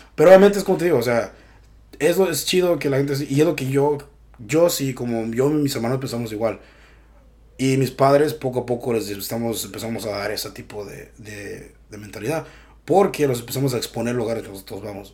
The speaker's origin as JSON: {"language": "Spanish", "country": "Mexico", "moved": "yes", "said": "soy mexicano"}